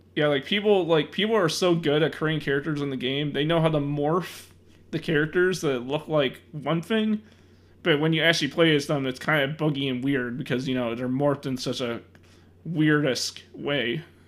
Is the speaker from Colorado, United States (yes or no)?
no; Chicago, Illinois, United States; I'm from Chicago